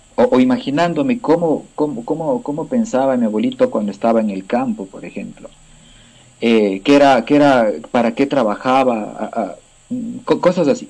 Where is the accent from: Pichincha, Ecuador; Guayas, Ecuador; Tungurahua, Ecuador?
Pichincha, Ecuador; Cayambe; born or raised there